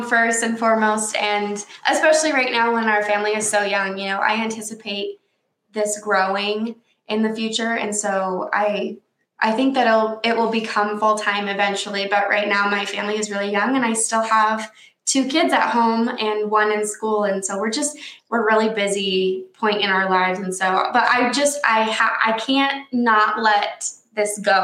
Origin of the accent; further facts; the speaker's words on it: Washington, United States; moved away as an adult; now in Saratoga Springs, United States; I'm actually from Washington State. Okay. And I was born and raised there.